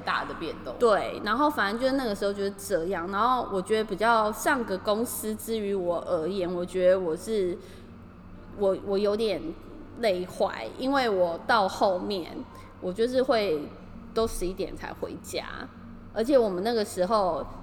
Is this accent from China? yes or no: no; Taiwan; now in Tokyo, Japan; 对我是台湾人来说